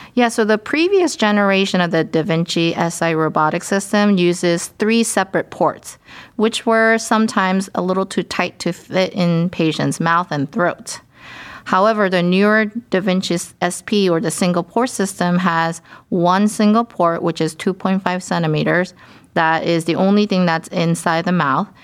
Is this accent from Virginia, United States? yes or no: no; Dallas, Texas, United States; moved away as an adult; also born or lived in Durham, North Carolina / Pittsburgh, Pennsylvania / Baltimore, Maryland / Houston, Texas; now in Cleveland, United States; I'm from Dallas, Texas, but I have been in many places for my medical and ch-, surgical training